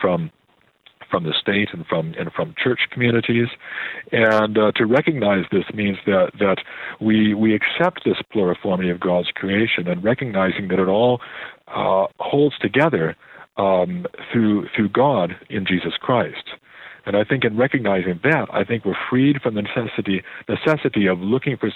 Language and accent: English; Oak Park, Illinois, United States; now in Canada; I was born in Oak Park